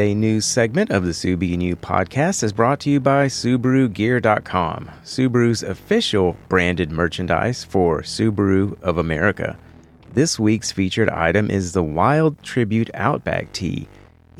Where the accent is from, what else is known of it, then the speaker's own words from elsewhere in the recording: Texas, United States; Central Texas, my home state